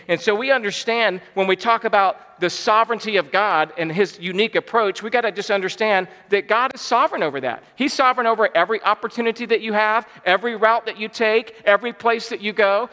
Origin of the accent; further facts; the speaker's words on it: Georgia, United States; I was born and raised in Georgia